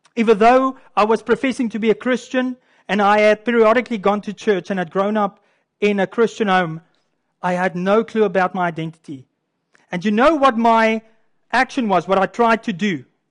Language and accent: English; Canada; I'm a Canadian too. This is our, our culture here in Canada